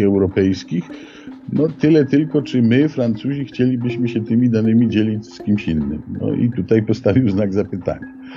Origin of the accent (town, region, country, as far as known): Poland